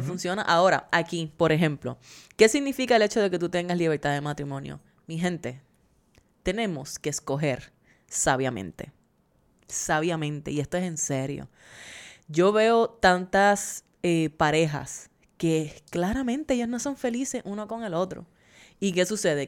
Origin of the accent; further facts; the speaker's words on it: Puerto Rico; now in United States; somos puertorriqueños y seguimos teniendo la ciudadanía